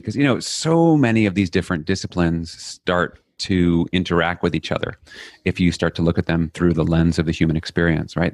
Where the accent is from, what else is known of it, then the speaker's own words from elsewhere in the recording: New York City, New York, United States; I grew up in Flushing, Queens, n, New York City